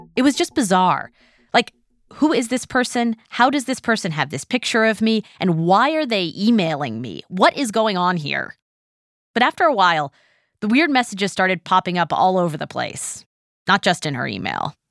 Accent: West Coast, United States; growing up on the West Coast

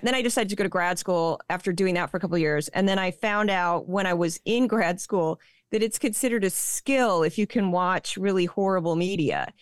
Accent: St. Louis, Missouri, United States; now in New York, United States; I haven't lived there for a long time, but I was born and raised in Saint Louis, Missouri

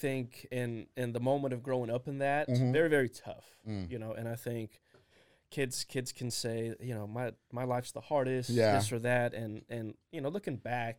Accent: Germany; born there; but I was born in Germany.

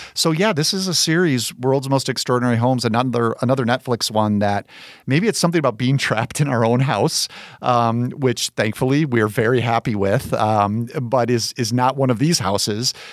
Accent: Chicago, Illinois, United States; as a Chicagoan

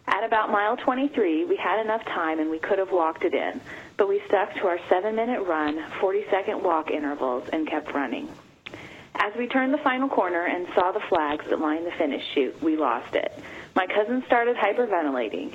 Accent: Southern Illinois, United States; I am from Flat Southern Illinois

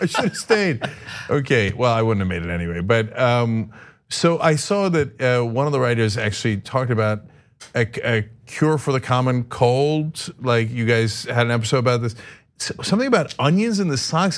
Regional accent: East Brunswick, New Jersey, United States; also born or lived in Turkey; I originally grew up in East Brunswick, New Jersey

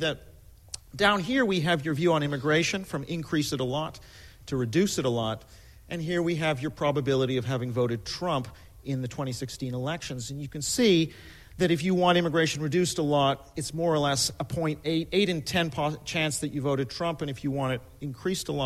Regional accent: Canada; I'm Canadian

